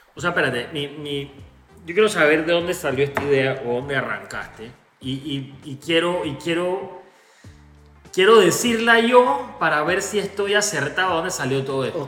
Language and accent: Spanish; Panama; nosotros los panameños